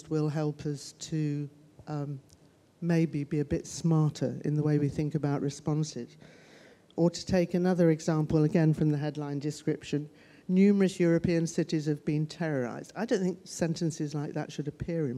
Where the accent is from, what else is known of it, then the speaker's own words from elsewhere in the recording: United Kingdom; I'm British